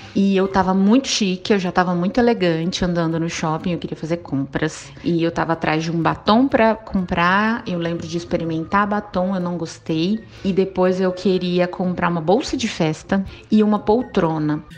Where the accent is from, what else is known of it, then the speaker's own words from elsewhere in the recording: Ribeirão Preto, São Paulo, Brazil; sou de Ribeirão Preto